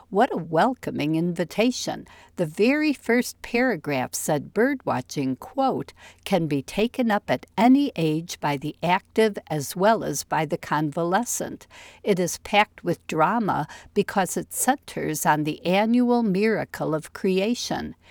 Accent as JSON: {"language": "English", "area": "near Chicago", "region": "Illinois", "country": "United States", "tie": "born or raised there", "also_born_or_lived": "East Lansing, Michigan", "moved": "yes", "said": "where I grew up near Chicago"}